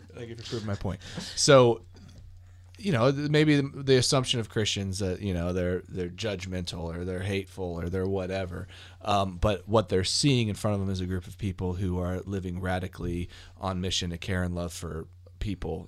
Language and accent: English; United States; I'm an American